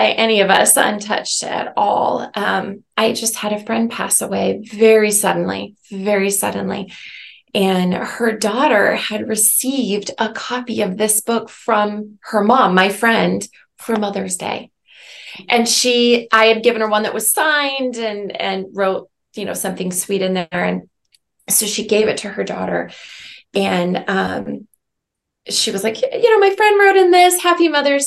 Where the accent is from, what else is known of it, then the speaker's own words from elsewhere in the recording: Omaha, Nebraska, United States; moved away; toward my hometown